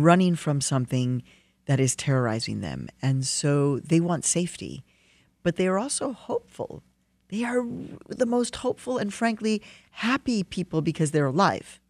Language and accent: English; Chicago, Illinois, United States; now in New York, United States; I grew up in Chicago